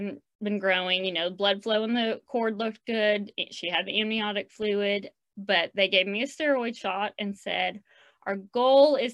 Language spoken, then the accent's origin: English; Oklahoma City, Oklahoma, United States; now in Edmond, United States; I'm born and raised in Oklahoma City